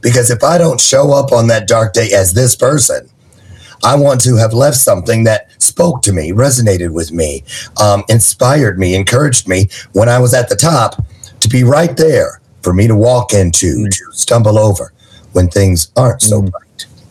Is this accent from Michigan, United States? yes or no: yes; Niles, Michigan, United States; also born or lived in Berrien Springs, Michigan; raised in Niles